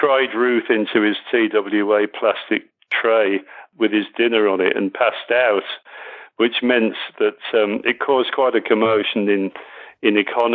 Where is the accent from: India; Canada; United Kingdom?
United Kingdom; Birmingham, West Midlands; I'm from Birmingham.